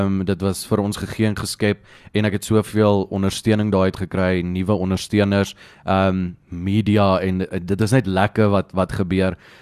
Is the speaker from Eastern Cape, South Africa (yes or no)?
no; Pretoria, Gauteng, South Africa; Ek's van Pretoria af, my hele lewe lank in Pretoria groot geword, daar gebly, Dit's my my tuisdorp